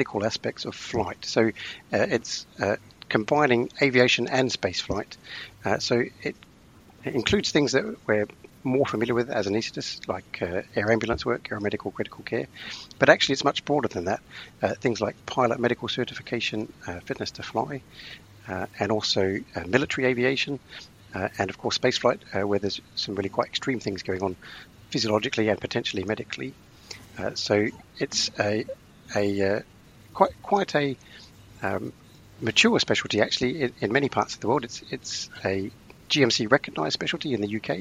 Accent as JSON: {"language": "English", "country": "Australia", "also_born_or_lived": "Adelaide, Australia / Oxford, United Kingdom", "moved": "as an adult", "lives_now": "London, United Kingdom", "said": "I am Australian. Went to medical school back in Adelaide"}